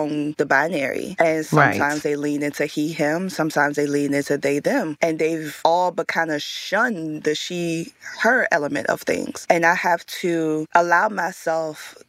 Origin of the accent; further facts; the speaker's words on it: Richmond, Virginia, United States; Growing up in Richmond, Virginia